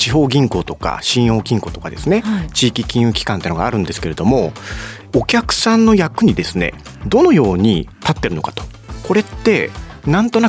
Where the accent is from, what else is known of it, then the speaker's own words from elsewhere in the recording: Iwate, Japan; 地元の岩手の人は、